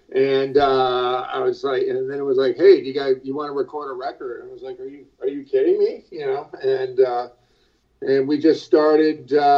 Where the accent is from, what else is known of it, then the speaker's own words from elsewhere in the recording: Columbus, Ohio, United States; also born or lived in Los Angeles; I'm actually from Columbus, Ohio